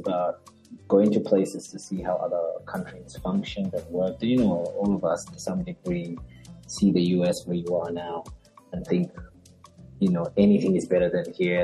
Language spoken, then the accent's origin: English; Lusaka, Lusaka Province, Zambia; moved away as an adult; also born or lived in Ndola, Zambia; now in Australia; I was born and raised in Zambia, capital city of Lusaka